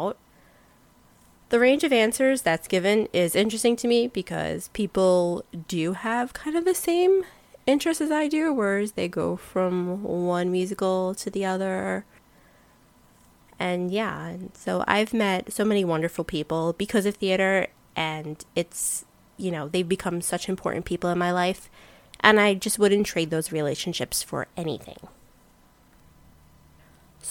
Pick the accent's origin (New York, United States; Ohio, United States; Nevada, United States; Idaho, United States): New York, United States; New York City; I'm born and raised in New York City